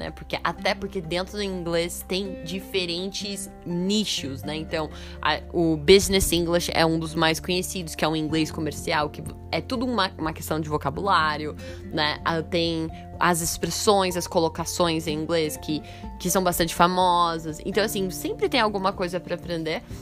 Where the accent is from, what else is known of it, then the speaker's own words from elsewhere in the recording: Brazil; E eu sou fluente em português, eu sou brasileira e eu não conhecia.